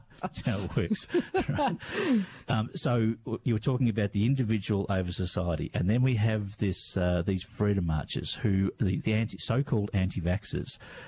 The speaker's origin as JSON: {"language": "English", "town": "Melbourne", "region": "Victoria", "country": "Australia", "tie": "born or raised there", "also_born_or_lived": "Perth", "said": "Melbourne born and bred, but I have lived elsewhere"}